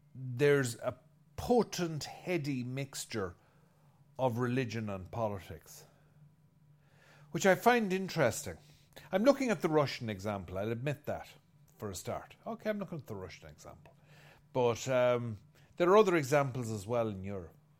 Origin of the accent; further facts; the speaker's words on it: Ireland; I'm an Irishman